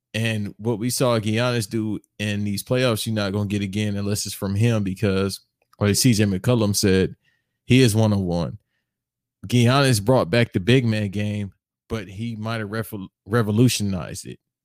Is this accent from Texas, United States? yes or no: no; Los Angeles, California, United States; I'm from L A. I'm from South Central